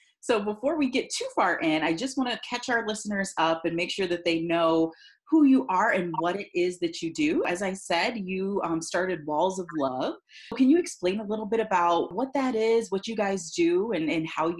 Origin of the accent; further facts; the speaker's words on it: Cleveland, Ohio, United States; she is from my hometown of Cleveland, Ohio.